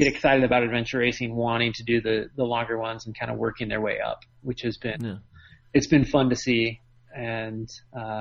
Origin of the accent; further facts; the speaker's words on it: Pacific Northwest, United States; also born or lived in Iowa; I was born in Iowa, but grew up out this way